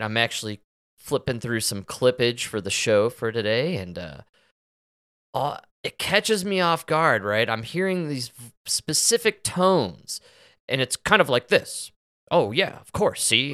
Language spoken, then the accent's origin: English; Chicago, Illinois, United States; I'm from Chicago